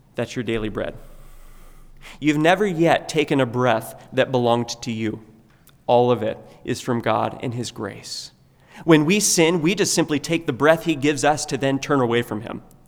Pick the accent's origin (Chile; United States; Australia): United States; we have been naturally accustomed to praying growing up in America